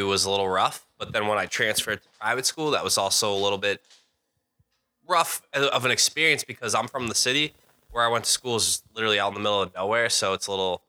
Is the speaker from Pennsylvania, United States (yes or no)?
no; Virginia, United States; moved away as an adult; now in Boston, United States; I'm from Virginia